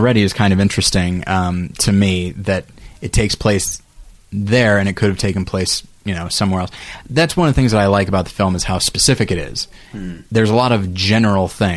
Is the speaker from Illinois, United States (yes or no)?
no; Taft, California, United States; Taft, California, my hometown